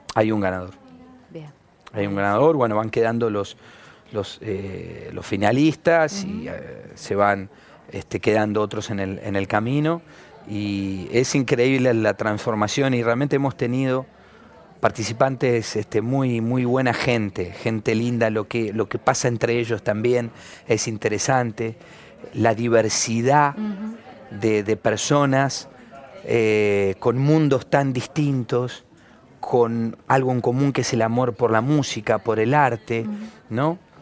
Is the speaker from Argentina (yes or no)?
yes; Argentina